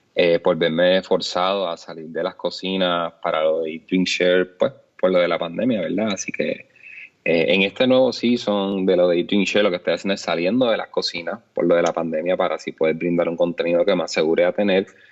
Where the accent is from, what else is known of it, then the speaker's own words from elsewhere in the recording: Puerto Rico; como puertorriqueños